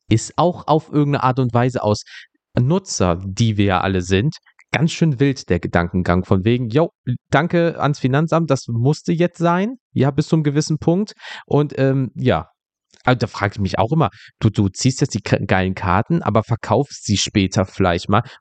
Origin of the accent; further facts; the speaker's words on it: North Rhine-Westphalia, Germany; ich komme aus NRW, was willst du mir denn hier gerade erzählen?